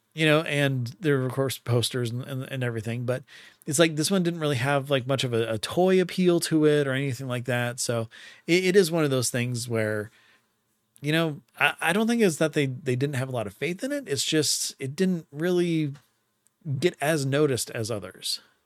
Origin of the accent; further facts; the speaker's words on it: Arizona, United States; my entire life growing up in Arizona